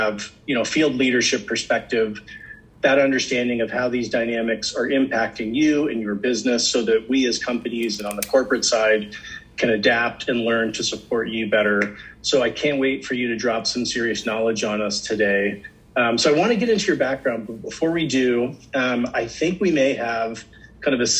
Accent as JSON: {"language": "English", "town": "Potomac", "region": "Maryland", "country": "United States", "tie": "born or raised there", "said": "I'm from Potomac, Maryland"}